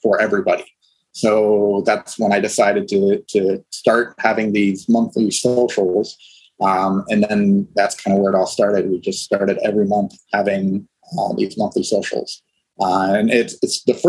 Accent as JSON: {"language": "English", "region": "Ohio", "country": "United States", "tie": "born or raised there", "moved": "yes", "lives_now": "Los Angeles, United States", "said": "I grew up in Ohio"}